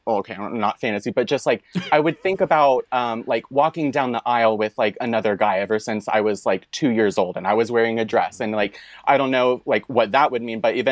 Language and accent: English; East Tennessee, United States; moved away as an adult; also born or lived in Atlanta, Georgia; now in San Jose, United States; I am originally from East Tennessee. I know you're from West Tennessee, but like I grew up there. I did high school out in East Tennessee